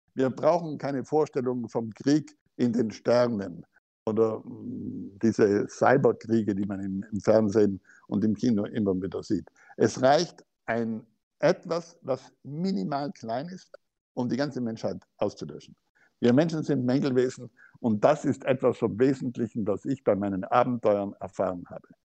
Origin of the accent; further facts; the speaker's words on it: South Tyrol, Trentino-Alto Adige, Italy; wir Südtiroler